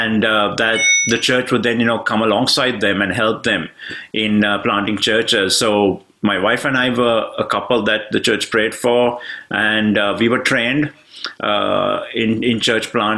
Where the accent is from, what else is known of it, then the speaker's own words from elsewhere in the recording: Sri Lanka; moved away as an adult; now in United Kingdom; I come originally from Sri Lanka, and I'm now based in the UK. It's been 23 years since we've been in the UK